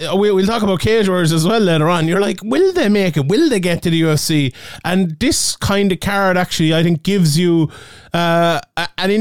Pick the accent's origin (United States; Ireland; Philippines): Ireland; Limerick, Munster; I'm from Limerick